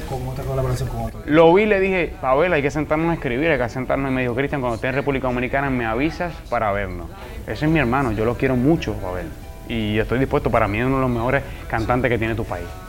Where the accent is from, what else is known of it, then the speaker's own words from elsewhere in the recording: Puerto Rico; el puertorriqueño es muy como, como ustedes los dominicanos, somos alegres